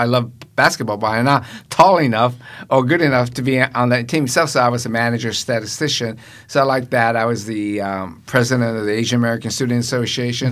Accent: Tokyo, Japan; now in United States; I was born and raised in Japan

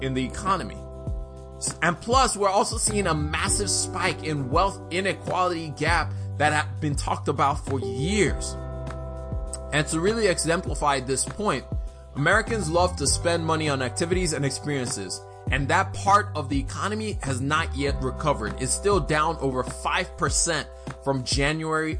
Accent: Nigeria; I'm Nigerian.

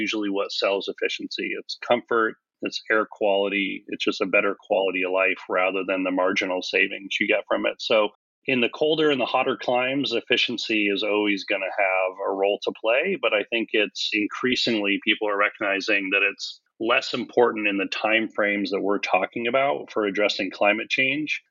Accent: California, United States; moved away; also born or lived in Hawaii; I was raised in California and then Hawaii

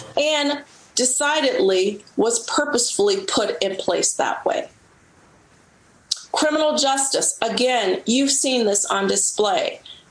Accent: Cincinnati, Ohio, United States; now in Washington, D.C., United States; I grew up in Cincinnati, Ohio

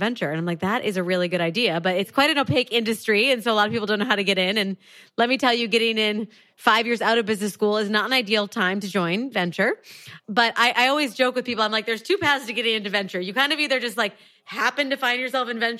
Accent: Wisconsin, United States; I am originally from Wisconsin, middle of the US

